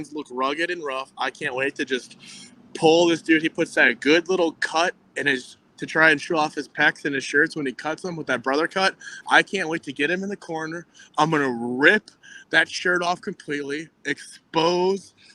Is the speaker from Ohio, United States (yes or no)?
yes; Akron, Ohio, United States; Akron, Ohio, the Dirty 330, my hometown